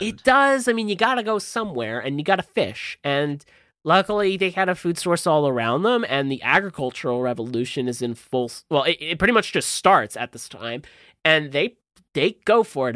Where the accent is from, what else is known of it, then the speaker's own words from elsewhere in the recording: New Jersey, United States; I'm from Jersey